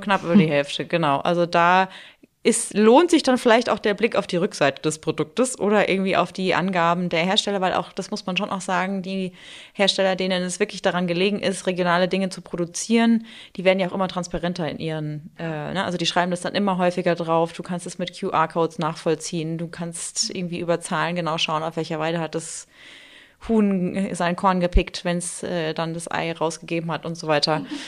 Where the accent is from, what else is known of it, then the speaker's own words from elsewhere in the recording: Germany; now in Munich, Germany; ich komme ursprünglich aus der Nähe vom Odenwald